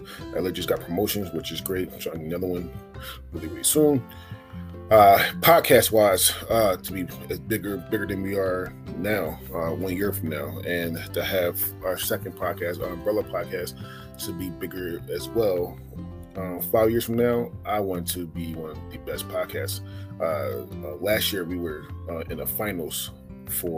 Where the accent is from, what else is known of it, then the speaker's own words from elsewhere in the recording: Philadelphia, Pennsylvania, United States; moved away; also born or lived in Oregon; I'm born and raised in Philadelphia